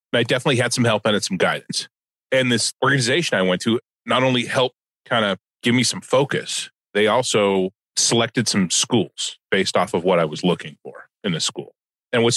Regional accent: Los Angeles, California, United States; also born or lived in Sherman Oaks, California / San Fernando Valley; I was born and raised in Southern California

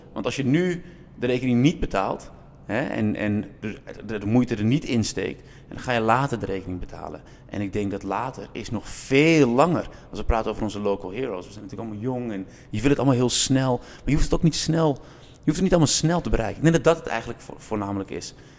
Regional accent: Zaanstad, North Holland, Netherlands; ik ben in Kogenzaan en in de Westerwatering opgegroeid. Ik moet eerlijk bekennen dat ik geen geboren zaankanter ben, maar wel een getogen zaankanter.

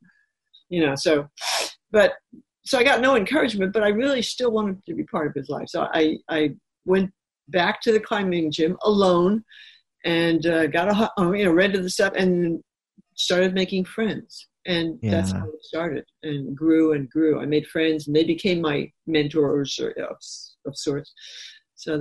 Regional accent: New York City, New York, United States; I grew up in New York City, so a lot of trees, a lot of lampposts, a lot of garage roofs, things like that.

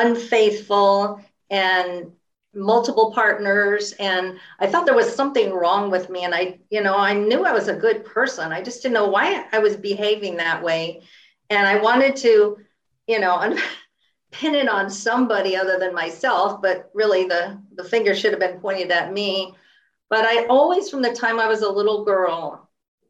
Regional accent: San Francisco Bay Area, California, United States; I grew up in the San Francisco Bay Area

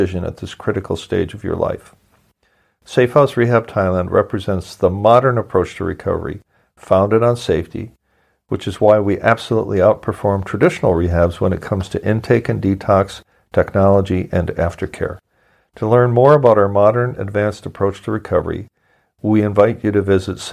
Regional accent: Midwest, United States; moved away; also born or lived in New Jersey / Milwaukee; I'm from the Midwest.

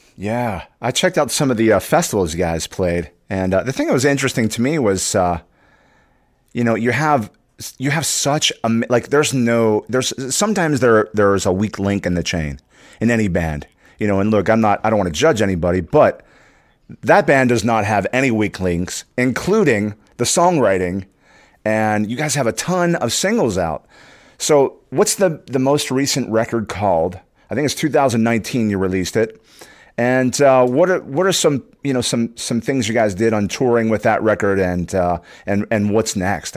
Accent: Pittsburgh, Pennsylvania, United States; I grew up in Pittsburgh

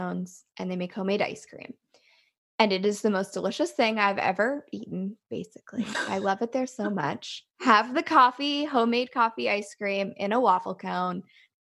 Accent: Liverpool, Nova Scotia, Canada; My hometown of Liverpool, Nova Scotia

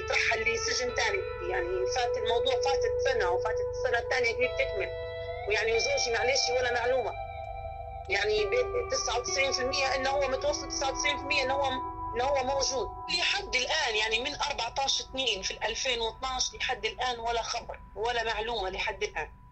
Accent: Libya; احنا ليبيين

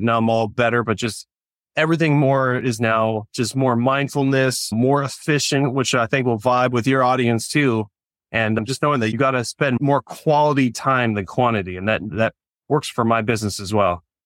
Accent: California, United States; also born or lived in Orange County, California / Huntington Beach, California; But I grew up in California, ended up in, uh, Orange County, California

